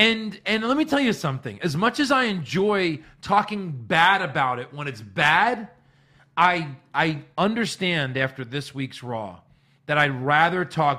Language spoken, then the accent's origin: English; New York, United States; I think Andrew and I, maybe it's because we're from New York and it's how we were raised.